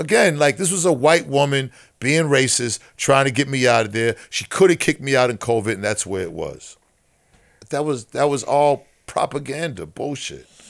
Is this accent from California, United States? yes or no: no; Boston, Massachusetts, United States; growing up in Boston